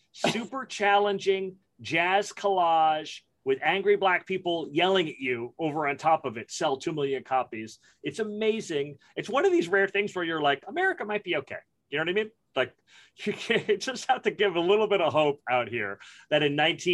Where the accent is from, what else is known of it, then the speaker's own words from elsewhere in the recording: New York City, New York, United States; I grew up in Brooklyn in the 70s and the 80s